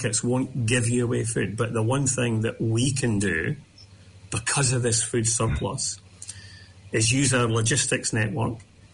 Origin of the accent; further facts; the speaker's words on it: Scotland, United Kingdom; I grew up in Scotland in the kind of the late 60s, early 70s